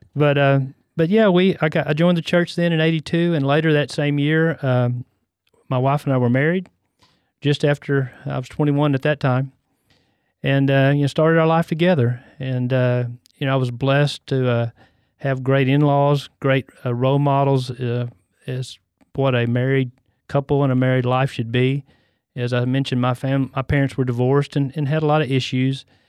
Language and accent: English; West, Texas, United States; also born or lived in Temple, Texas; I was born and raised in Central Texas. I was born in Temple